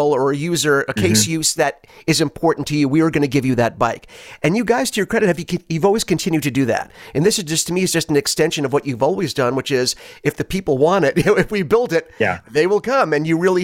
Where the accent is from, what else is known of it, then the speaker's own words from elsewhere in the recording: New York City, New York, United States; I was born in Brooklyn